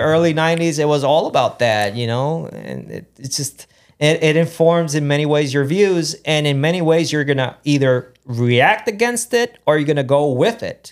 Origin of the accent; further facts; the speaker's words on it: Aguadilla, Puerto Rico; moved away as an adult; also born or lived in New York, United States; now in United States; growing up in Puerto Rico